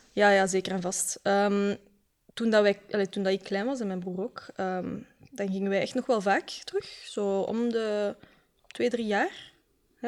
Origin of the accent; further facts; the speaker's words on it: Westmalle, Flanders, Belgium; ik kom van de Kempen, hè, dus het is daar echt extreem wit eigenlijk, de samenleving. Eh, toen ik op school zat in Westmal, in Sint-Jan